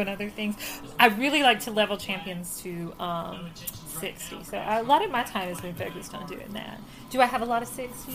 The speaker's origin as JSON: {"language": "English", "region": "Virginia", "country": "United States", "said": "we're from Virginia"}